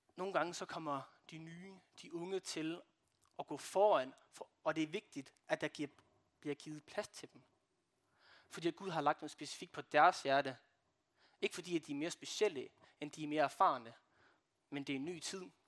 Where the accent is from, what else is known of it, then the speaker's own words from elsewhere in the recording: Brande, Central Denmark Region, Denmark; jeg kommer fra Brande